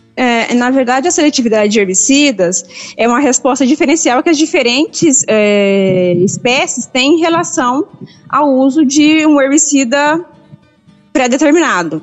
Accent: Cassilândia, Mato Grosso do Sul, Brazil; now in Rio Verde, Brazil; Eu sou de Cacilândia, Mato Grosso do Sul.

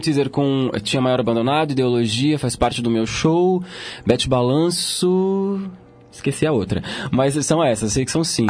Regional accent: Santo André, São Paulo, Brazil; also born or lived in Lins, São Paulo; Sou de Santo André. Eu nasci em Lins, mas moro em Santo André há, acho que são 25 ou 26 anos.

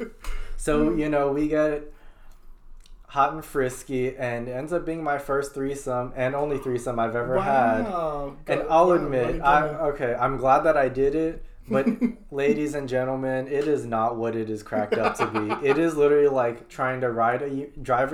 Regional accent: Indiana, United States; moved away as an adult; also born or lived in Woodside, Queens, New York; growing up in Indiana

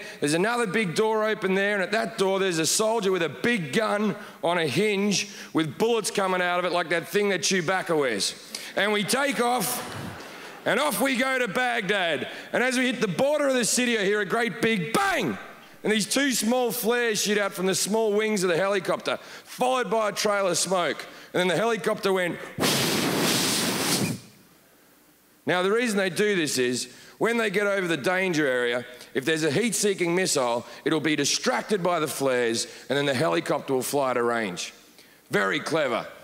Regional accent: Australia; moved away as an adult; also born or lived in United Kingdom; now in Los Angeles, United States; I am an Australian. I lived in the UK for like 10 years. Now I live

